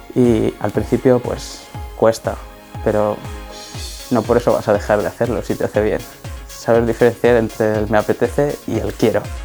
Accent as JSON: {"language": "Spanish", "town": "Madrid", "region": "Community of Madrid", "country": "Spain", "said": "tengo 23 años, soy de Madrid"}